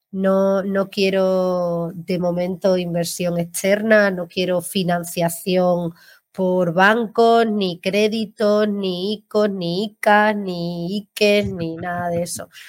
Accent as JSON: {"language": "Spanish", "town": "Seville", "region": "Andalusia", "country": "Spain", "moved": "yes", "lives_now": "Málaga, Spain", "said": "yo vivo en Málaga, pero soy sevillana"}